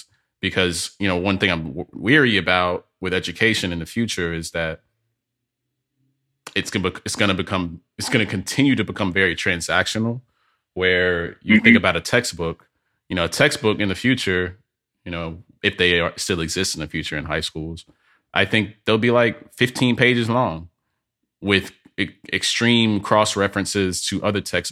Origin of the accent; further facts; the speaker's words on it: Birmingham, Alabama, United States; I'm from Birmingham, Alabama